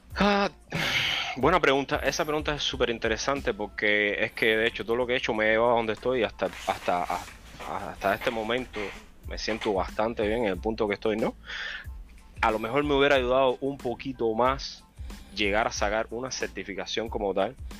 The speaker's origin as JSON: {"language": "Spanish", "region": "Cienfuegos", "country": "Cuba", "moved": "as an adult", "lives_now": "United States", "said": "soy de la mejor provincia de Cuba, Cienfuegos"}